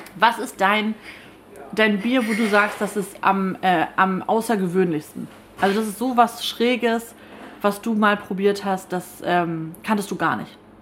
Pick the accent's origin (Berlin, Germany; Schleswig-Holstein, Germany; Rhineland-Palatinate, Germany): Schleswig-Holstein, Germany; Kayhude; Ich bin ja in Kelhuda aufgewachsen und das ist direkt nebenan